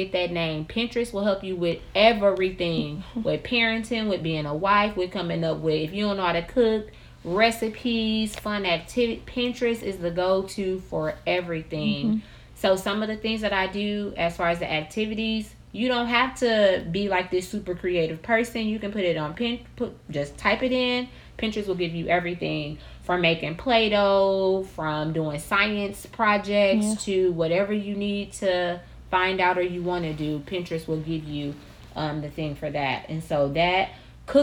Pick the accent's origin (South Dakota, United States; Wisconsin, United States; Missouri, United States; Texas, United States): Wisconsin, United States; Milwaukee; we're from Milwaukee, Wisconsin